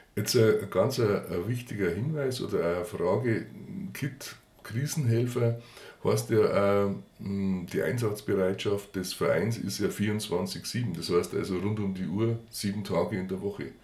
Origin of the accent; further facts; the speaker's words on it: Garmisch-Partenkirchen, Bavaria, Germany; bei uns in Garmisch-Partenkirchen